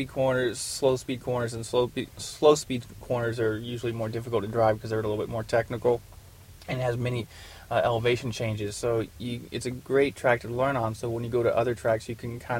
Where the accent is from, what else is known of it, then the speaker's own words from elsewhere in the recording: Louisville, Kentucky, United States; Growing up in Louisville, Kentucky